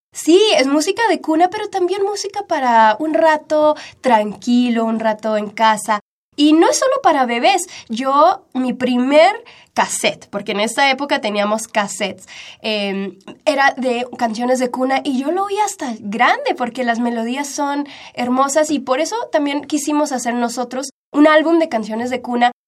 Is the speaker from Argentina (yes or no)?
no; Kansas City, United States; first language Spanish; also born or lived in Bogotá, Colombia; yo bailaba danzas folclóricas eh, mexicanas en Kansas City, donde crecí